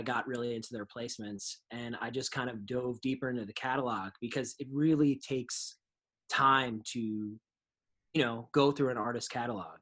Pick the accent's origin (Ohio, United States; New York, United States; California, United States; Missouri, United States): New York, United States; New York and Long Island, United States; growing up in New York and Long Island